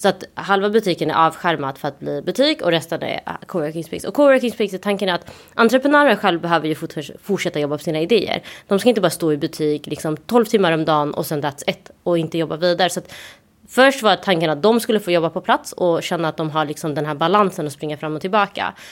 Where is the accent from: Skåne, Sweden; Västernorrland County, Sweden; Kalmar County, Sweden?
Skåne, Sweden; Malmö; moved away as an adult; now in Stockholm, Sweden; jag kommer från Malmö där vi har Möllevången mitt i stan.